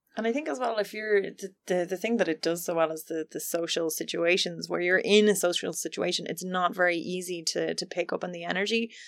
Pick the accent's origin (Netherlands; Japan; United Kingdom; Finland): Finland; I'm from Finland